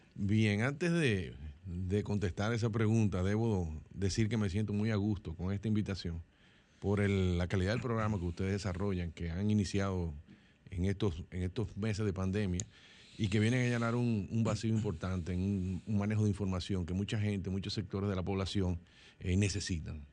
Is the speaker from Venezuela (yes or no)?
no; Dominican Republic; como dominicanos